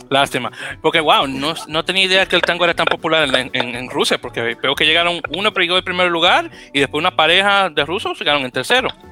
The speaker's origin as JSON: {"language": "Spanish", "country": "Dominican Republic", "also_born_or_lived": "New York City, United States", "moved": "yes", "lives_now": "New York, United States"}